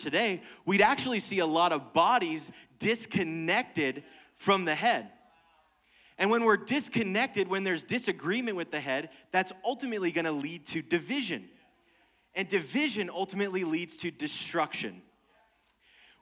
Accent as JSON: {"language": "English", "country": "United States", "said": "we're an American"}